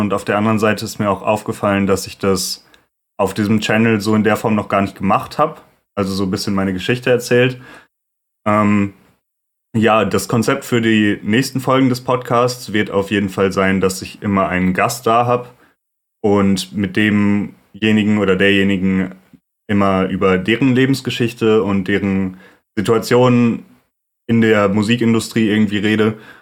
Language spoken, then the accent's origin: German; Lüdenscheid, North Rhine-Westphalia, Germany; also born or lived in Duisburg; now in Cologne, Germany; ich bin geboren 97 in Duisburg und von da aus, als ich ungefähr drei Jahre alt war, sind meine Eltern mit mir zusammen nach Lüdenscheid gezogen. Lüdenscheid im Sauerland ist ein sehr beschauliches kleines Städtchen.